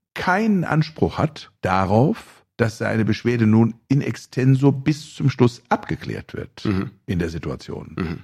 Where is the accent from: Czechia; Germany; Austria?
Germany; Bielefeld, North Rhine-Westphalia; in meiner Heimatstadt Bielefeld